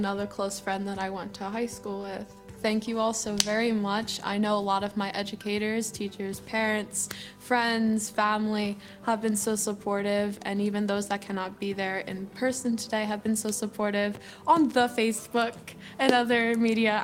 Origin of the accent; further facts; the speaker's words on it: Pottstown, Pennsylvania, United States; I am from Pottstown